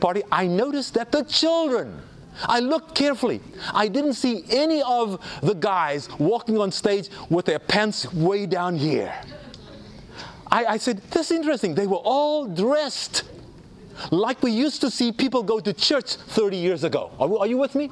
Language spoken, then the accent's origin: English; South Africa; when I was growing up in South Africa